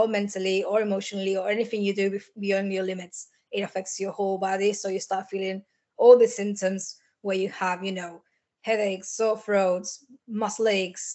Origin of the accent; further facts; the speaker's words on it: Argentina; now in Liverpool, United Kingdom; I'm originally from Argentina and I live in Liverpool, UK